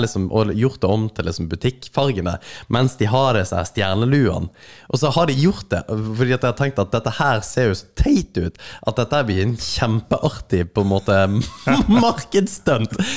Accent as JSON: {"language": "Norwegian", "town": "Kristiansand", "region": "Agder", "country": "Norway", "moved": "yes", "lives_now": "Northern Norway, Norway", "said": "meg fra Kristiansand, mm. eh, som bor her i Nord-Norge"}